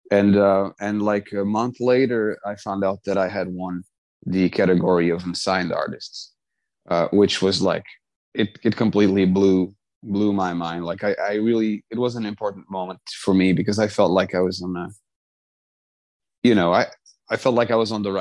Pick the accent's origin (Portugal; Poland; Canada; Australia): Portugal; Azores; I'm from the Azores. So it's, I grew up in an island, like literally in the middle of the Atlantic.